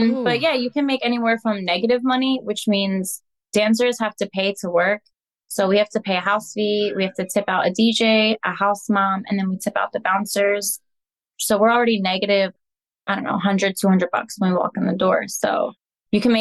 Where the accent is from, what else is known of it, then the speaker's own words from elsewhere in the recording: Pennsylvania, United States; I am from Pennsylvania